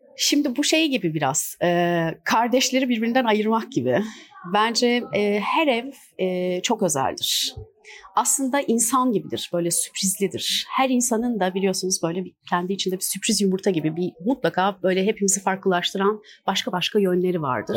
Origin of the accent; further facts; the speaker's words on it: İzmir, Turkey; moved away as an adult; now in Istanbul, Turkey; 1984 e, İzmir doğumluyum